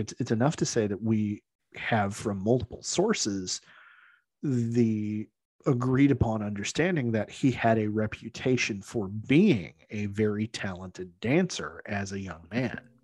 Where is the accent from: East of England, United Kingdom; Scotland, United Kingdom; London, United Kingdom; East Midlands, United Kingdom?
Scotland, United Kingdom; I say that speaking as a Scot